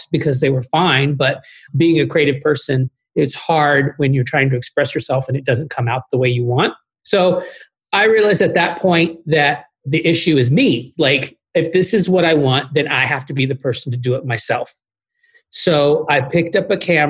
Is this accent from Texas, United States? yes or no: yes; Austin, Texas, United States; moved away as an adult; also born or lived in Chicago; I'm from Austin, Texas